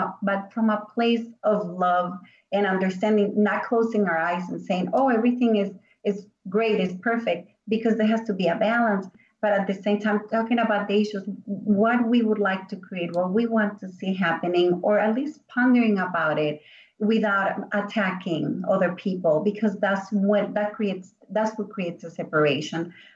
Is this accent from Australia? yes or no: no; Venezuela; English is a second language; moved away; I came here from Venezuela 27 years ago, and I've seen the world changing and more openness and more understanding of our culture.